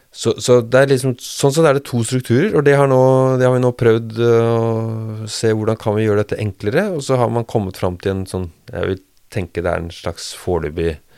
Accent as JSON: {"language": "Norwegian", "town": "Bærum", "region": "Akershus", "country": "Norway", "tie": "born or raised there", "also_born_or_lived": "Rjukan, Telemark / Hallingdal", "moved": "yes", "lives_now": "Drammen, Norway"}